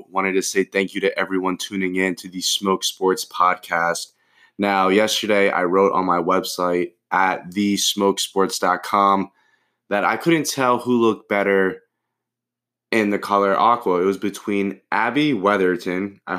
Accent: South Florida, United States; I'm from South Florida. We're all savages and we all have a fucked up sense of humor.

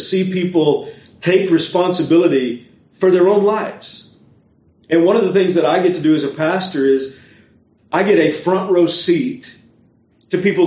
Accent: Beaumont, Texas, United States; moved away as an adult; also born or lived in North Carolina; now in Orlando, United States; a church in the area where I grew up in Beaumont, Texas

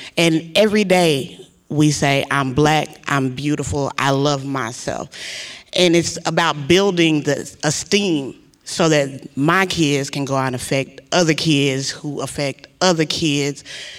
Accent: Ardmore, Oklahoma, United States; moved away as an adult; now in Baton Rouge, United States; I'm from Ardmore, Oklahoma. I am a graduate of Prairie View A&M University, the psychology department.

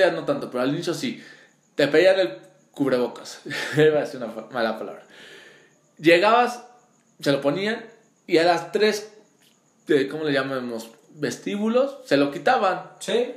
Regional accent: Puebla, Mexico; de qué grandes somos los poblanos

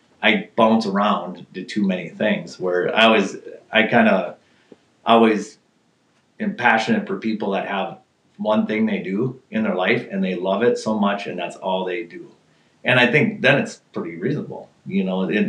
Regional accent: Minneapolis, Minnesota, United States; also born or lived in Duluth, Minnesota; now in Crosby, United States; I was born in Duluth, but when I lived until I was 13 was actually in North Minneapolis.

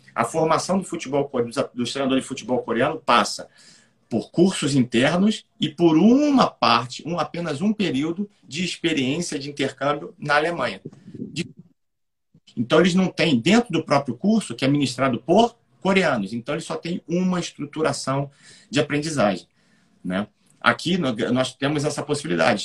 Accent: Rio de Janeiro, Brazil; eu sou do Rio de Janeiro

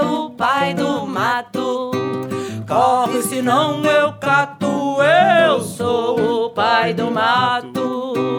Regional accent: São Caetano do Sul, São Paulo, Brazil; Lá na minha cidade onde eu nasci, São Caetano e São Paulo

